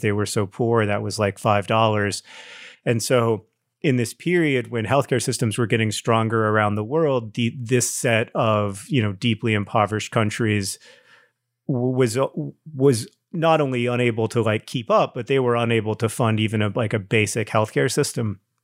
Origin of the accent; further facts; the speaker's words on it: Orlando, Florida, United States; growing up in Orlando